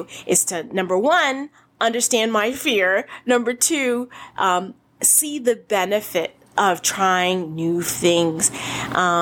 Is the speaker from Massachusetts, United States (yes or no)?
yes; Boston, Massachusetts, United States; I grew up in Boston